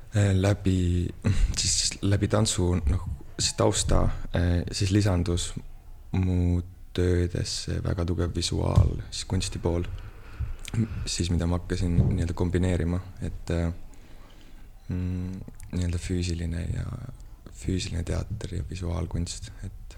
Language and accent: Estonian; Muusikaküla, Harju County, Estonia; also born or lived in Amsterdam; ma olen sündinud muusikakülas